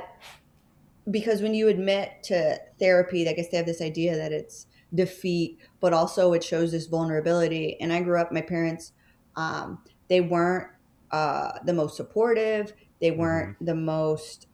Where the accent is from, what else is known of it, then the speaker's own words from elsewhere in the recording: Texas, United States; moved away as an adult; now in New York City, United States; I'm from Texas